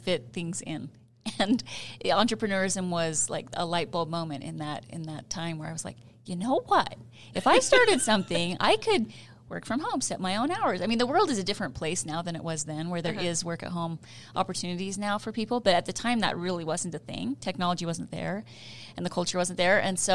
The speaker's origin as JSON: {"language": "English", "town": "Idaho Falls", "region": "Idaho", "country": "United States", "tie": "born or raised there", "moved": "yes", "lives_now": "Utah, United States", "said": "I grew up in Idaho Falls just as a little girl that dreamt of being a journalist"}